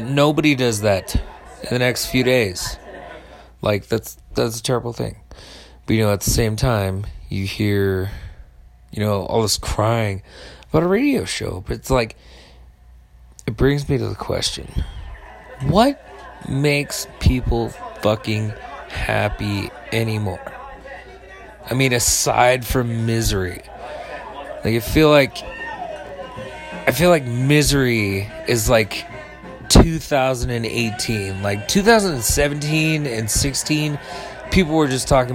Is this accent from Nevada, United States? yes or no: yes; Northern Nevada, United States; I'm from Northern Nevada